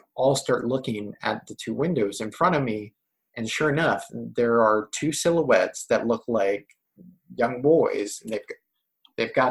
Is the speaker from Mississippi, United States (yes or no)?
no; hometown with Horn Harbor, Virginia, United States; other places in my hometown